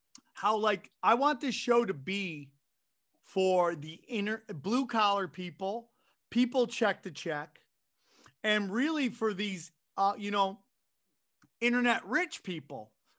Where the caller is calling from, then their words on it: San Diego, California, United States; I am calling you from San Diego. It is so sunny here.